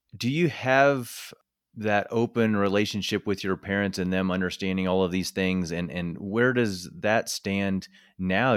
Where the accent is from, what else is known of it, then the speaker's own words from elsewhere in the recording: northern Missouri, United States; moved away; also born or lived in Iowa; I grew up in small rural town in northern Missouri